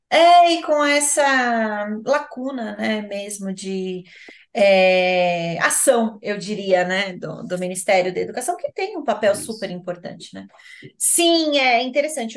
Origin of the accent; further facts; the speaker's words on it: São Paulo, Brazil; Eu sou de São Paulo